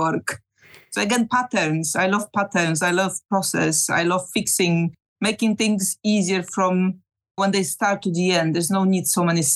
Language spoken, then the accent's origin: English; southern Poland, Poland; moved away as an adult; now in United Kingdom; I'm originally from Poland, from the south of Poland, and I've been living there for my first 28 of years